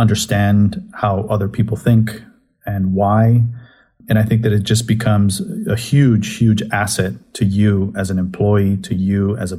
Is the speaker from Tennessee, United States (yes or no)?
no; Southern California, United States; moved away as an adult; also born or lived in San Francisco / San Diego / San Antonio, Texas / Los Angeles; now in Austin, United States; growing up in Southern California, I went and lived in San Francisco for a couple of years, then spent several years in San Diego, several years here in Texas in different cities